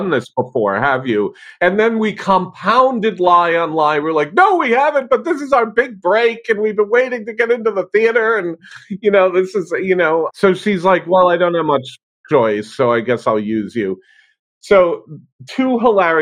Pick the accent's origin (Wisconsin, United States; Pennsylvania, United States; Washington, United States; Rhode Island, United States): Rhode Island, United States; I grew up in Rhode Island, which is in New England in the United States.